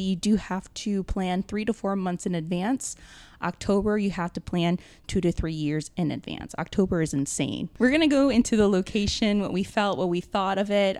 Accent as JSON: {"language": "English", "town": "New Orleans", "region": "Louisiana", "country": "United States", "moved": "yes", "lives_now": "Los Angeles, United States", "said": "I was from New Orleans"}